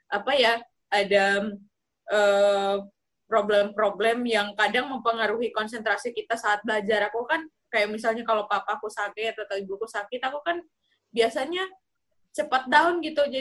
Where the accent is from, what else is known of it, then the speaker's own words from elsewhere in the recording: Sumba, East Nusa Tenggara, Indonesia; di daerah asalku misalnya Sumba itu kan nggak ada universitasnya ya nggak ada perguruan tinggi jadi otomatis aku harus merantau merantau ke ini walaupun masih dalam satu provinsi ya